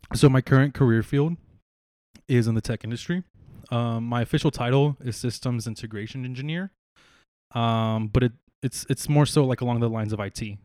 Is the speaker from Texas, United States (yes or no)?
yes; San Marcos, Texas, United States; born or raised there; also born or lived in San Antonio, Texas